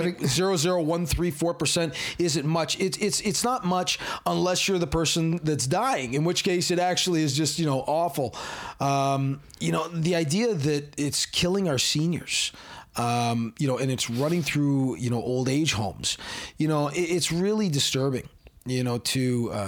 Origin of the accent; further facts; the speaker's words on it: Hamilton, Ontario, Canada; she's from my hometown